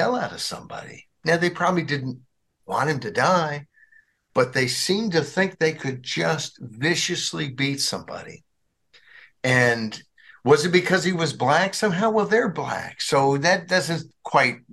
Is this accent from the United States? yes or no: yes; Arkansas, United States; in Arkansas, my home state where I grew up